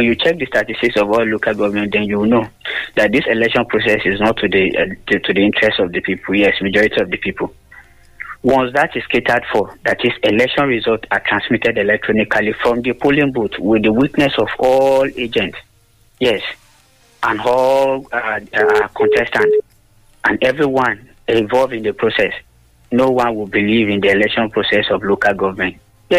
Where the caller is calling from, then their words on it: Lagos, Nigeria; calling from Lagos.